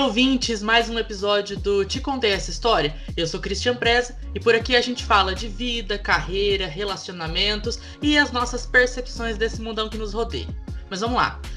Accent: interior of Minas Gerais, Brazil; Eu sou do interior de Minas Gerais

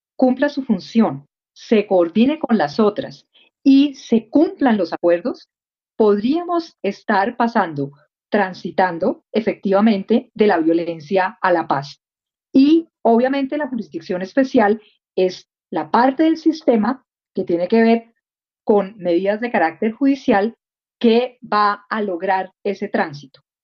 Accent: Colombia; hicimos como colombianos

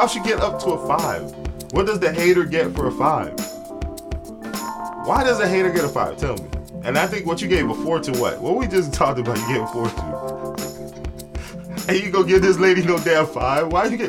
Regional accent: Miami, Florida, United States; You see, we're from Miami

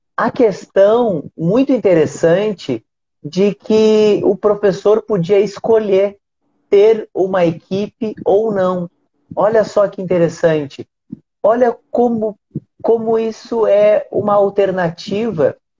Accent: Rio Grande do Sul, Brazil; now in Rio de Janeiro, Brazil; hoje eu moro no Rio de Janeiro, mas eu sou do Rio Grande do Sul

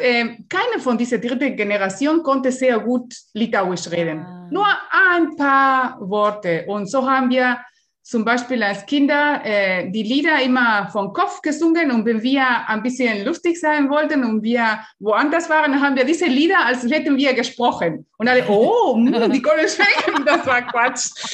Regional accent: Uruguay; German is a second language; now in Germany; ich bin in Uruguay geboren

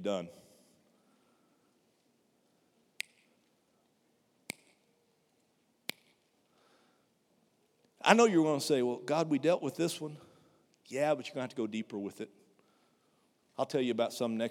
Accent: United States; I'm an American. We don't do metric

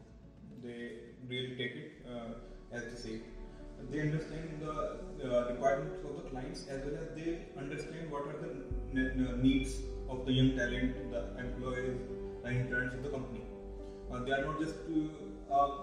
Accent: Meerut, Uttar Pradesh, India; I'm from Meerut

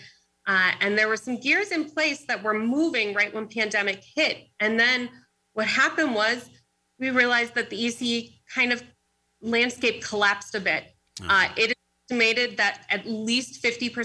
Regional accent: Pittsburgh, Pennsylvania, United States; moved away as an adult; now in Erie, United States; I grew up in Pittsburgh, Bishop Canavan High School, and I came up here to Erie to study at Mercyhurst

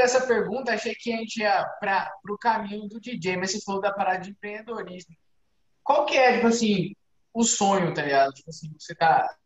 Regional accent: São Paulo, Brazil; moved away; eu sou de São Paulo, estou aqui há cinco anos

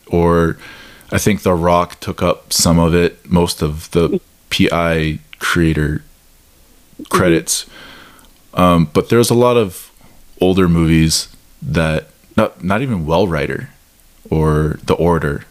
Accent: Midwest, United States; I grew up in the Midwest

